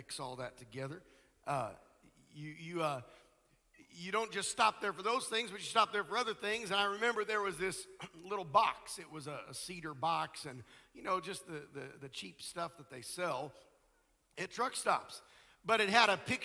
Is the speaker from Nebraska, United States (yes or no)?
yes; Nebraska, United States; I grew up in Nebraska